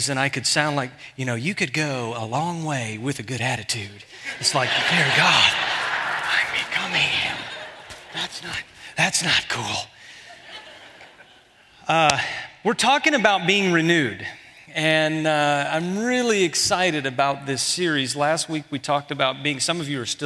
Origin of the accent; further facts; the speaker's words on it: Houston, Texas, United States; moved away; I'm from Houston